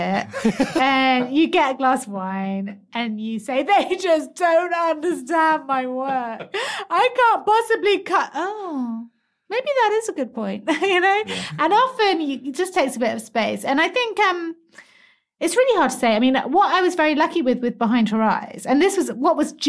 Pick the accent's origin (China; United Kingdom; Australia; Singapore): United Kingdom; England; I am very English